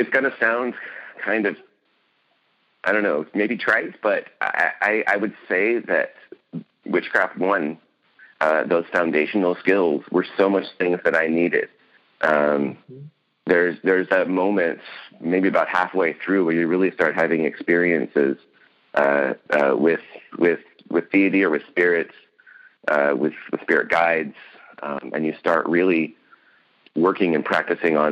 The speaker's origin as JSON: {"language": "English", "region": "West Coast", "country": "United States", "said": "I'm from the West Coast"}